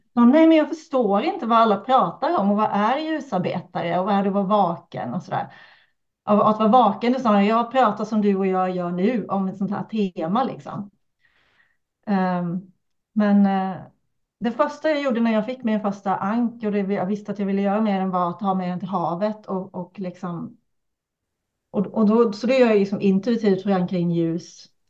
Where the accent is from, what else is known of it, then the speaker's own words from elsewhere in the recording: Kalmar County, Sweden; accent: Öland dialect (drops R's); now in Uppsala, Sweden; jag kommer från Öland